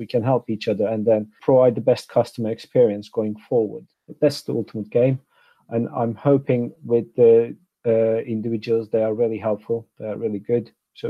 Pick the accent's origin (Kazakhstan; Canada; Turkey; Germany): Turkey; Istanbul; moved away as an adult; I'm Turkish, so I'm born and bred in Istanbul, Turkey. Until I was 27 years old, I graduated from uni with a degree in economics.